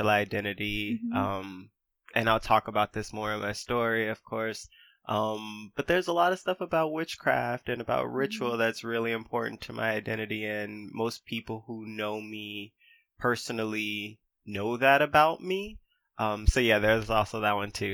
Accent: United States; being American is an identity that I have

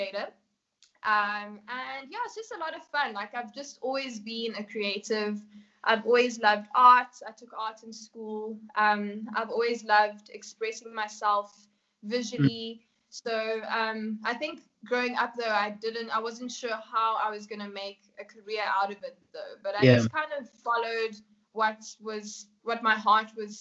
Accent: South Africa; also born or lived in Namibia; I was born in Namibia. My parents are Kenyan and I grew up here in South Africa.

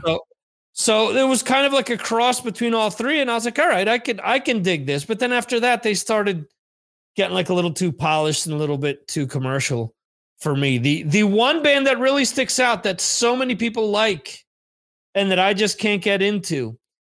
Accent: New Jersey, United States; where I grew up in New Jersey

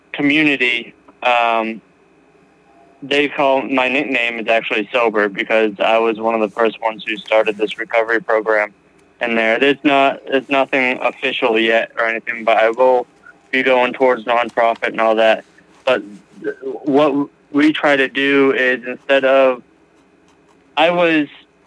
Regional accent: Massachusetts, United States; now in New Mexico, United States; I am originally from Massachusetts, but currently live in New Mexico.

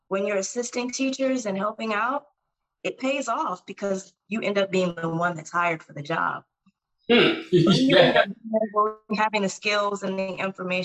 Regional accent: Detroit, Michigan, United States; I'm originally from Detroit, Michigan, so I'm from the Midwest

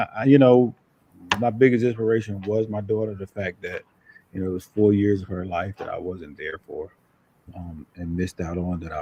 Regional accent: Newark, New Jersey, United States; moved away; I'm from Newark, New Jersey.

